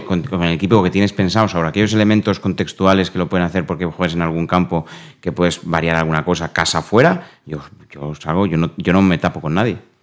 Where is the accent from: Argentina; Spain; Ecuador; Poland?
Spain; also born or lived in Dubai; como buen ciudadano español